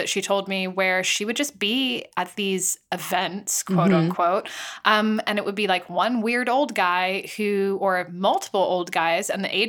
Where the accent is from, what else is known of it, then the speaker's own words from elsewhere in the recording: California, United States; moved away; also born or lived in London; my sister and I grew up in California.